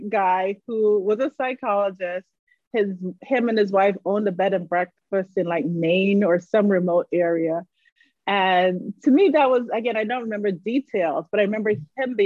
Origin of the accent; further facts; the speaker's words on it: Barbados; moved away as an adult; I grew up in Barbados.